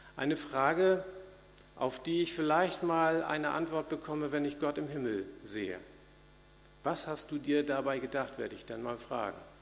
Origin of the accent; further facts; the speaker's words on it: Hanoverian regional church, Lower Saxony, Germany; in meiner Landeskirche, wo ich groß geworden bin, in der hannoverischen